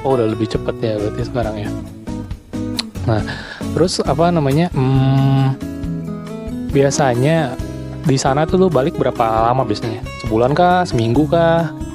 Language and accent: Indonesian; Sunda, Indonesia; gua orang Sunda